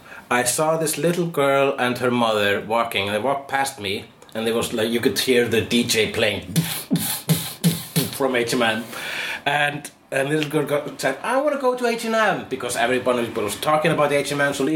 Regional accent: Iceland; I am Icelandic.

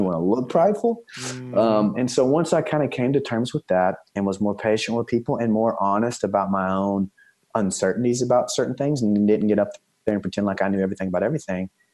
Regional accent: East Texas, United States; I'm from East Texas originally

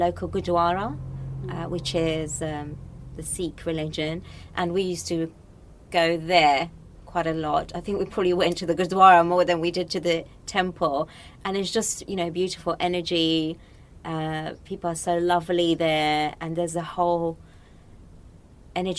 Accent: Morocco; I was born and brought up in Morocco

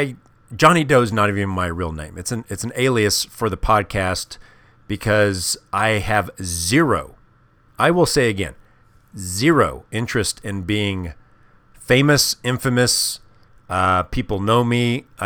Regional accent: Midwest, United States; When I was a kid, I grew up in the Midwest.

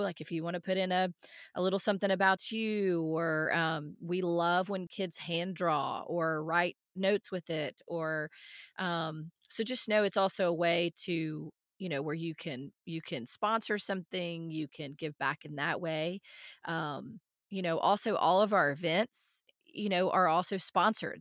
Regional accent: outside Nashville, Tennessee, United States; moved away; I grew up outside Nashville

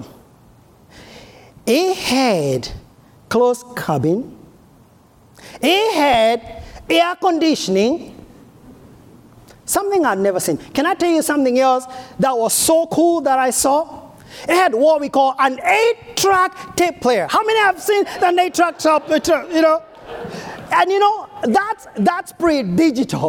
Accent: Kenya; now in United States; I'm from Africa, from Kenya

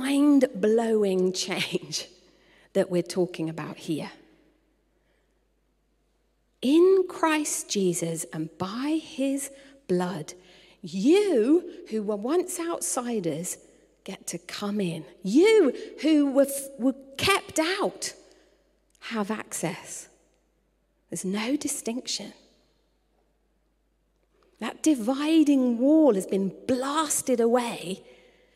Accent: United Kingdom; I was born in the United Kingdom, but I was reborn as a citizen.

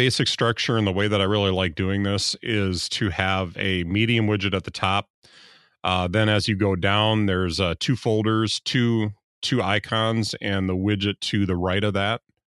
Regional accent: United States; it doesn't look right to me as an American to have a U in there.

